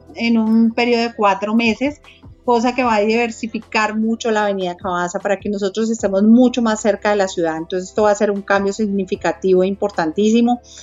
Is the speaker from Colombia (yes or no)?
yes; Colombia; como colombianos